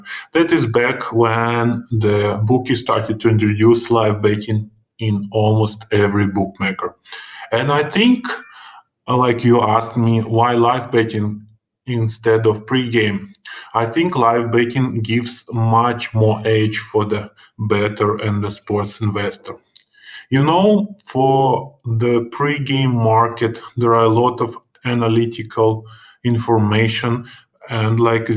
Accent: Russia; English is a second language; if you have guessed from my funny accent, of course, I'm from Russia and I live in Alexandrov, which is 200 kilometers from Moscow.

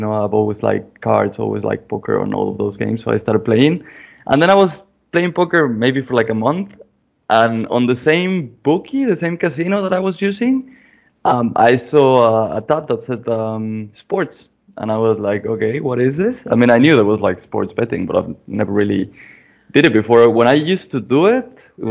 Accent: Aguascalientes, Mexico; moved away as an adult; also born or lived in Mexico City / New Zealand / United States / United Kingdom; I'm from Mexico. I was born in Mexico City, and I was raised in a city called Aguascalientes

